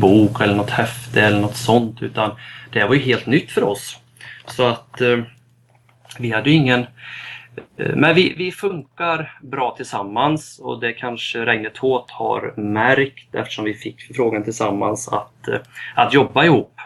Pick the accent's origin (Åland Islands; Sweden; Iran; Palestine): Sweden; Västergötland, outside Falköping, Västra Götaland; also born or lived in Lidköping; jag är uppväxt i Västergötland, utanför Falköping